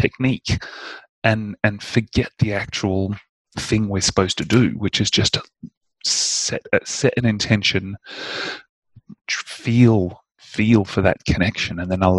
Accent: Indonesia; I grew up in Indonesia, and there was a much stronger sense of mysticism and a much more mature understanding of the energetic realm.

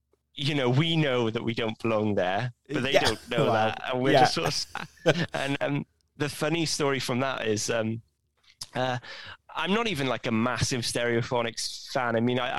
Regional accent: Pontyclun, Wales, United Kingdom; So when I go home, like every Christmas, I go home to like my local village, a place called Pontyclun

